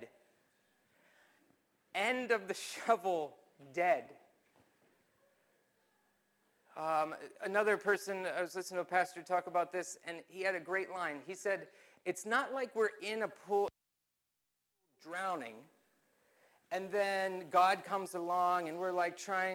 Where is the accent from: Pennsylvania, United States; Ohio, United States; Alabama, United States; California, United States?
Pennsylvania, United States; Mount Joy; I grew up in Lancaster County, Pennsylvania, a little town called Mount Joy off of Mount Pleasant Road